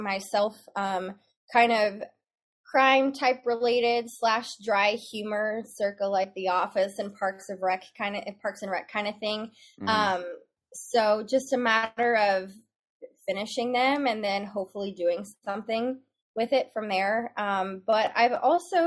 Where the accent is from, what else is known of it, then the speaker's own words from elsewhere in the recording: Memphis, Tennessee, United States; now in Dallas-Fort Worth, United States; I grew up in Memphis, Tennessee